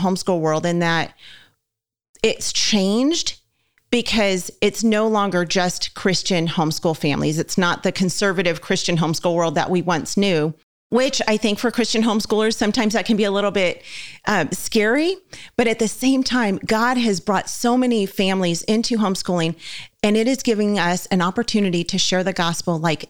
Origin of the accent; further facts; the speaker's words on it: Southern California, United States; we're from Southern California as well. And so most people where I lived in SoCal